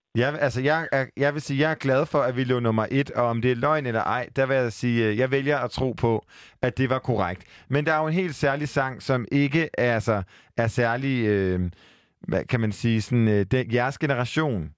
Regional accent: Jutland, Denmark; jeg er en jyde

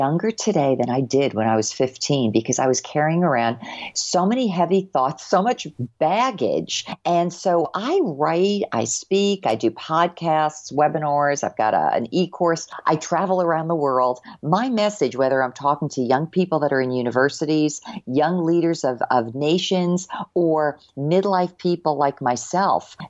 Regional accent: New Jersey, United States; moved away; I grew up in New Jersey, nice state

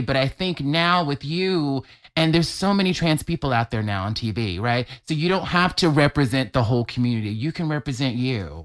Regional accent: Mobile, Alabama, United States; moved away; I'm from Alabama. I, grew, I have a religious mother. I grew up in the church

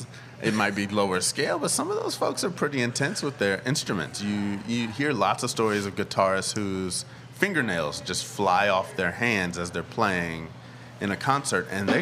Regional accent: Southern California, United States; I grew up in Southern California.

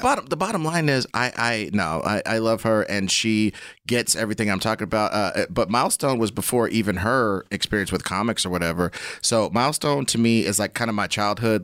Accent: Kansas City, Missouri, United States; I am from Kansas City

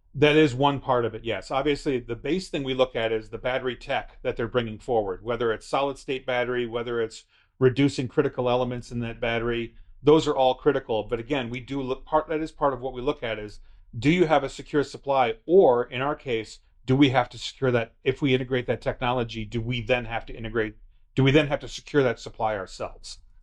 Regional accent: United States; as an American

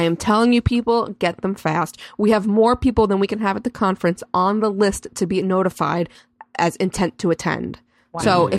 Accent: New York, United States; I'm just a New Yorker.

